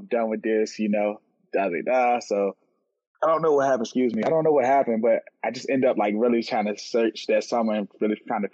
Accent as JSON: {"language": "English", "town": "Richmond", "region": "Virginia", "country": "United States", "said": "I'm from Richmond, Virginia."}